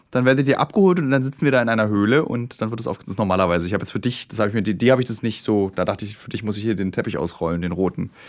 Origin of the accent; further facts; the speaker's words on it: Bremen, Germany; Ich komme aus Bremen